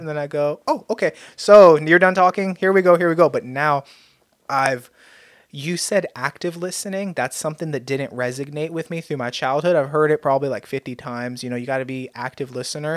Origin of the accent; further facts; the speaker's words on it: United States; I've been blessed with the God-given gift of being American